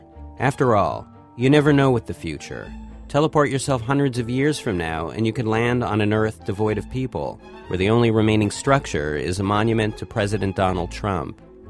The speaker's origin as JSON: {"language": "English", "country": "Canada", "said": "speaking as a Canadian, I can say we secretly do."}